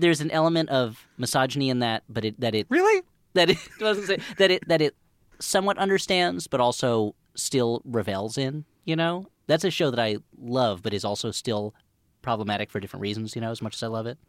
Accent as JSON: {"language": "English", "region": "New Jersey", "country": "United States", "tie": "born or raised there", "said": "anyone my age growing up in New Jersey"}